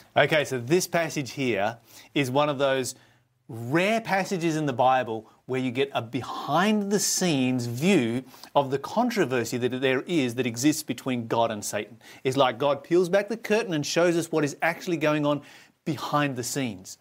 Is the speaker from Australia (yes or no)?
yes; Australia; I was born in Australia